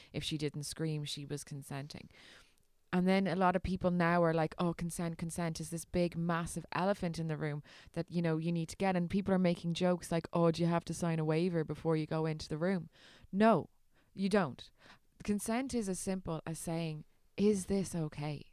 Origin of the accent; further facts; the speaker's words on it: Ireland; as an Irish